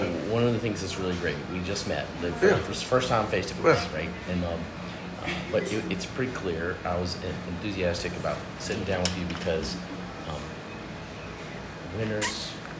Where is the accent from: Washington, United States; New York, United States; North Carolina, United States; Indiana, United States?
North Carolina, United States; Greensboro; moved away as an adult; also born or lived in Houston, Texas; So I'm from Greensboro originally.